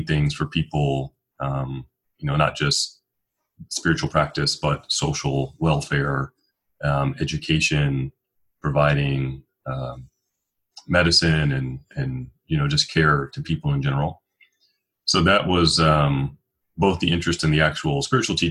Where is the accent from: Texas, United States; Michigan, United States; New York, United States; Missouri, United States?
Michigan, United States; Detroit; now in Portland, United States; I'm from Detroit, Michigan, originally